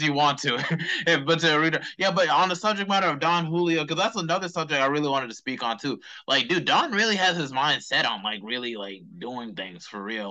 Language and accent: English; Charlotte, North Carolina, United States; growing up in Charlotte, because it's like, you know, I, I grew up on East Side.